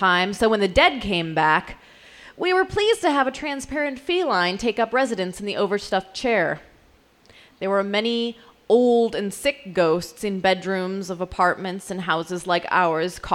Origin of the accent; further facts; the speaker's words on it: South Dakota, United States; I grew up in South Dakota